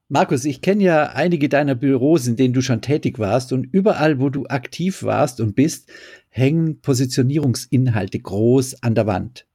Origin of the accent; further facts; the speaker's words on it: Düsseldorf, North Rhine-Westphalia, Germany; Ich als Düsseldorfer